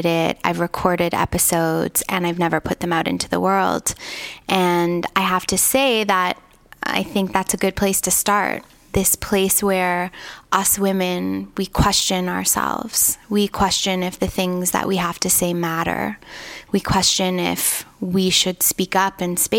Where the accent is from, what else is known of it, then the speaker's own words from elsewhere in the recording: Toronto, Ontario, Canada; I was raised in Toronto